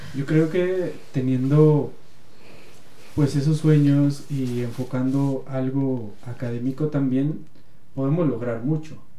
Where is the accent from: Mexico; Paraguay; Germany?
Mexico; somos mexicanos